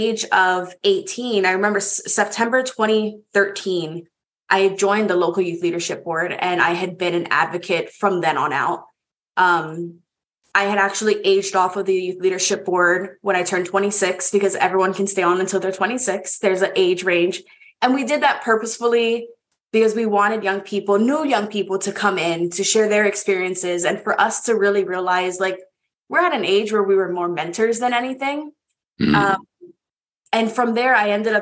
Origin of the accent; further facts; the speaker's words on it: Hawaii, United States; moved away as an adult; now in Baltimore, United States; born and raised in Hawaii